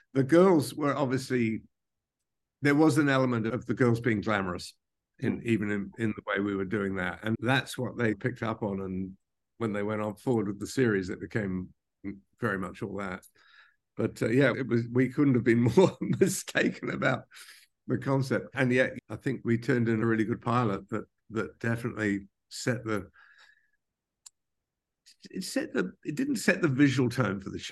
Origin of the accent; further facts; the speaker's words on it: New Zealand; moved away as an adult; also born or lived in London, United Kingdom; now in New York, United States; I was born in London, even though I grew up in New Zealand